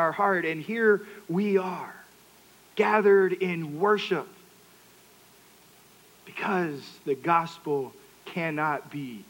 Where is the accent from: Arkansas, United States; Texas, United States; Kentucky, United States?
Texas, United States; I'm from Texas, that's what you drink. We also call that Coke.